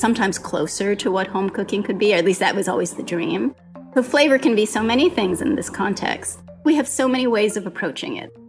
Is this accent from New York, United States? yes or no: no; Hawaii, United States; I grew up in Hawaii